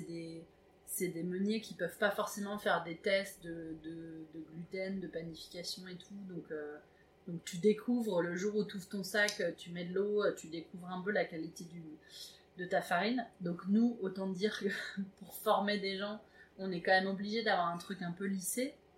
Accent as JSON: {"language": "French", "town": "Évreux", "region": "Normandy", "country": "France", "said": "je viens d'Evreux"}